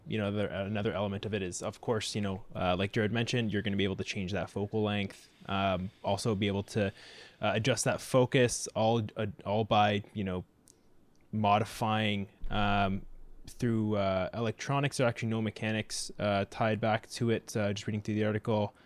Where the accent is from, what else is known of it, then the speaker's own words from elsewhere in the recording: Mississauga, Ontario, Canada; I grew up in Mississauga